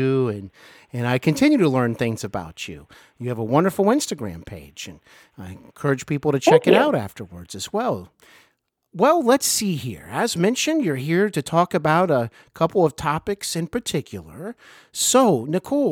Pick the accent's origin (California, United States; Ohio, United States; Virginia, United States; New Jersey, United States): Ohio, United States; Cincinnati; born or raised there; also born or lived in Hollywood